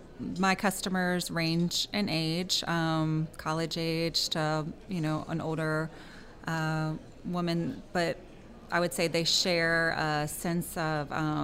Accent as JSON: {"language": "English", "town": "Baton Rouge", "region": "Louisiana", "country": "United States", "also_born_or_lived": "New York / Chicago / Atlanta", "said": "I am from Baton Rouge, and I went to LSU and then studied at FIT and moved around a little bit, worked in Chicago and in Atlanta. Came back here for family."}